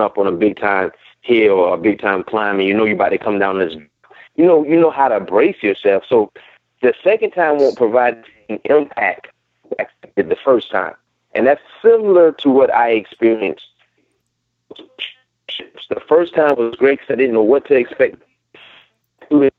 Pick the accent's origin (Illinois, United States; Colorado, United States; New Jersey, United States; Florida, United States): Florida, United States; Hollywood; I'm from Hollywood.